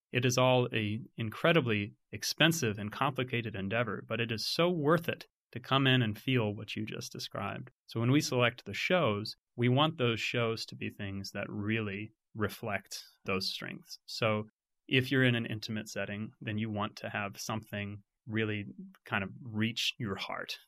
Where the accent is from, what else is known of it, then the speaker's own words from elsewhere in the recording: Fayetteville, Arkansas, United States; I grew up in Fayetteville